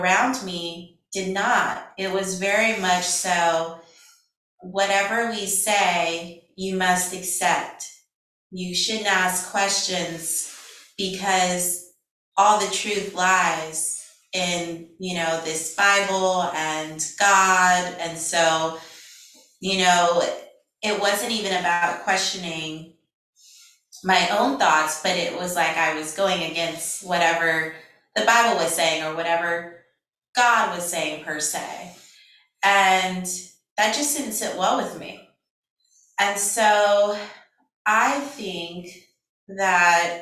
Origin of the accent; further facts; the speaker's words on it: Louisiana, United States; moved away as an adult; now in California, United States; I'm from Louisiana originally